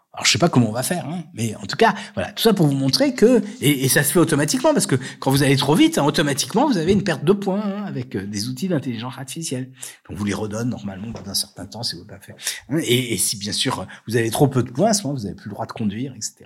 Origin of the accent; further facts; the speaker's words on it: France; nous en tant que Français